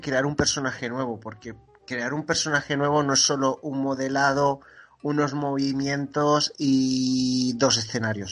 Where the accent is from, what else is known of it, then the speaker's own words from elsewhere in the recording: Gandia, Valencian Community, Spain; accent: apitxat; soy de Gandía